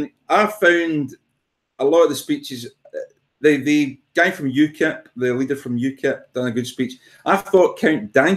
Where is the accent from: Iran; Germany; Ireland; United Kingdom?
United Kingdom; Glasgow, Scotland; I'm from Glasgow. Who gives a shit